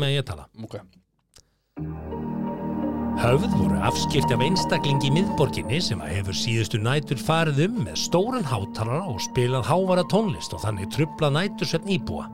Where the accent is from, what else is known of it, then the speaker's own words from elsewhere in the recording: Hallormsstaður, Eastern Region, Iceland; moved away; á mínum heimaslóðum í héræði Hallónstað